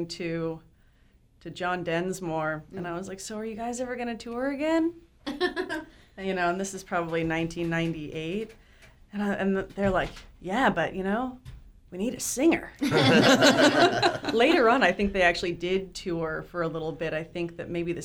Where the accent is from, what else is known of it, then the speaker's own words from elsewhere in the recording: Los Angeles, California, United States; I was born in Hollywood and raised in the Valley, the Valley Girl Valley